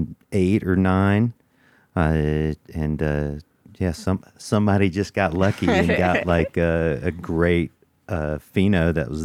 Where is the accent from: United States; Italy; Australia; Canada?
United States; Georgia; some of the coolest people come from Georgia, just like me